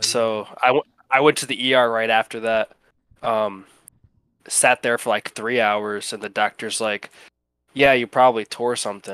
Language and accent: English; Ohio, United States; also born or lived in Cleveland, Ohio; now in Alabama, United States; Ohio. That's where I lived most of my life.